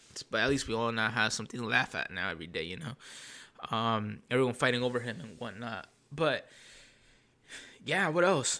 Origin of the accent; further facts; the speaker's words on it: Santa Ana, California, United States; I grew up here in Tanana. But when I was born, I first lived for the first ten years of my life on the north side of Santa Ana